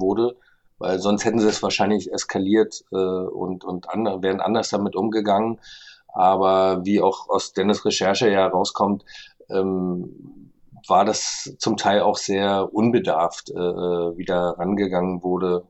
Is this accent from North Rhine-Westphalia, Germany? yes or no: no; Berlin, Germany